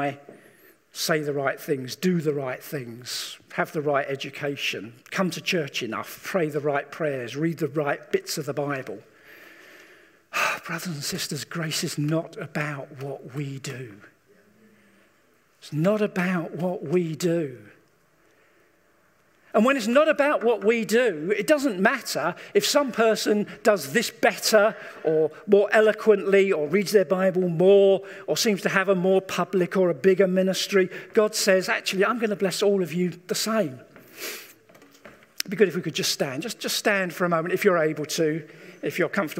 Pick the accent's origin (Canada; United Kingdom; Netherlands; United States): United Kingdom; England; we as English people